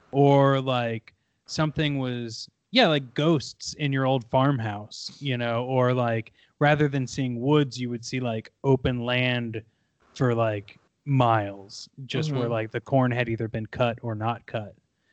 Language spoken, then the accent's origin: English; Kansas City, Missouri, United States; Well, I grew up in Missouri. A lot of my family had farmland in the Kansas City. Well, we grew up in the Kansas City area, but we had farmland like into those like weird nowhere pockets of Missouri.